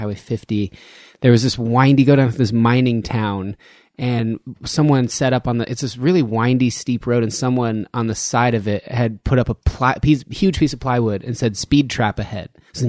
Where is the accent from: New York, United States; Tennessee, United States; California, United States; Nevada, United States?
Nevada, United States; Reno; I'm from Reno.